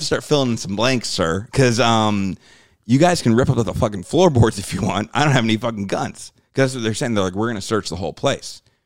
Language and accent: English; New Jersey, United States; moved away; also born or lived in New York City; growing up in Jersey, we'd take the train